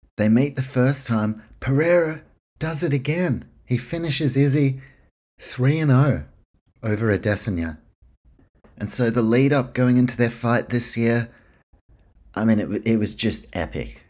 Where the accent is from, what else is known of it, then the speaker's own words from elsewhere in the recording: New Zealand; now in Australia; If you can't tell by my accent, this podcast, based in Australia, my home, New Zealand, that's where I'm from.